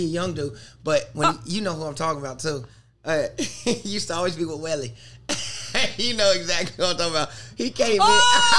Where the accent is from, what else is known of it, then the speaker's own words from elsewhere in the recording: United States; also born or lived in North Carolina / South Carolina; I grew up in North Carolina. Yeah, girl, South Carolina, South Carolina. I grew up in both of them.